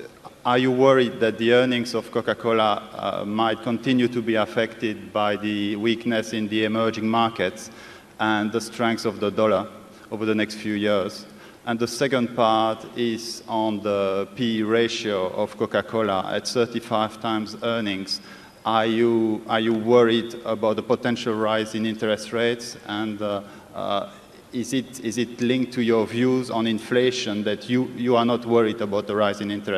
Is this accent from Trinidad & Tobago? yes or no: no; London, United Kingdom; I'm coming from London, England.